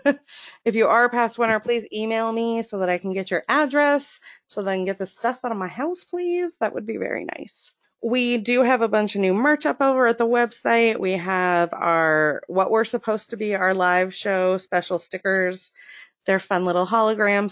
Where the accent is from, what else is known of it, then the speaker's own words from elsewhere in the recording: Florida, United States; now in Maine, United States; we're both from Florida